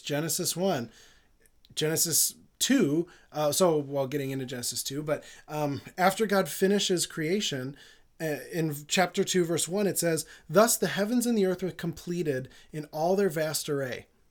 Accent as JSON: {"language": "English", "country": "United States", "also_born_or_lived": "Jerusalem", "said": "as an American"}